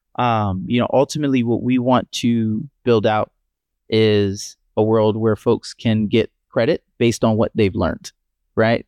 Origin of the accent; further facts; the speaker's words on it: Columbia, Maryland, United States; also born or lived in Pittsburgh, Pennsylvania / Miami, Florida; now in Buffalo, United States; growing up in Columbia, Maryland, where we grew up, and being born in Pittsburgh